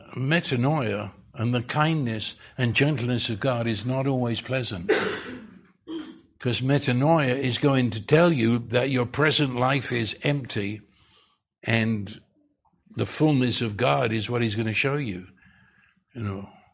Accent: United Kingdom; accent: British; moved away

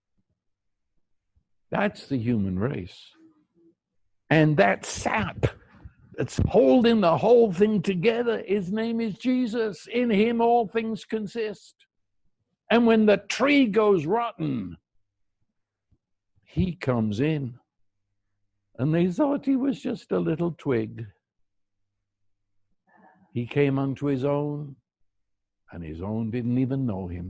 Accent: United Kingdom; I'm a Brit

